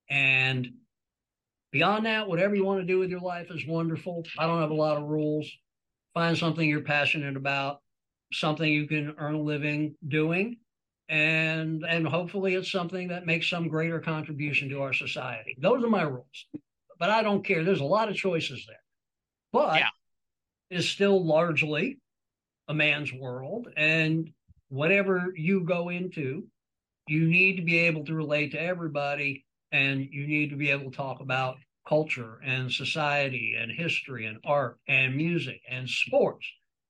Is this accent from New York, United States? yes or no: yes; New York, United States; born or raised there